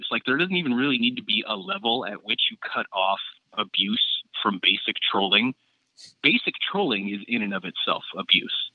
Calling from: Portland, Oregon, United States

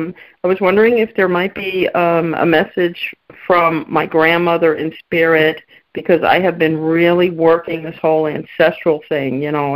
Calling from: Palm Beach, Florida, United States; Hi, Jimmy. … from Palm Beach.

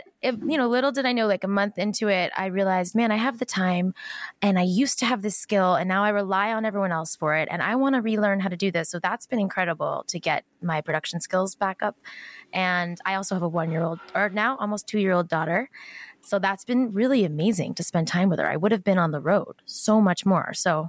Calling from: Los Angeles, California, United States; Los Angeles.

